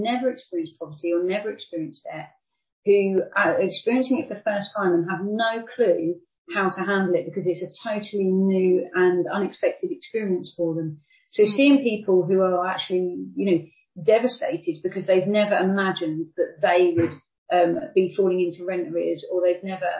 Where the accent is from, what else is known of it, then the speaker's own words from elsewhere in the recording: United Kingdom; I grew up in relative poverty in the UK myself